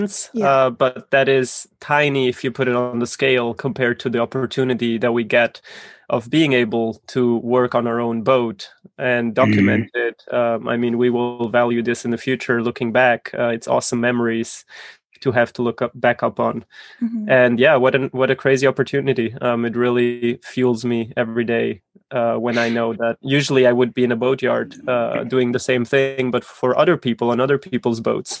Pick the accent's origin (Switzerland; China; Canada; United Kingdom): Switzerland; Zurich; I grew up in Zurich.